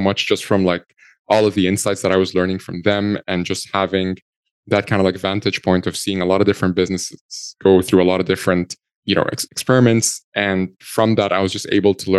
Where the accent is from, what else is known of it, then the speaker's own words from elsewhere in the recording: Egypt; moved away as an adult; now in Ireland; I'm originally from Egypt. I'm 100% Egyptian.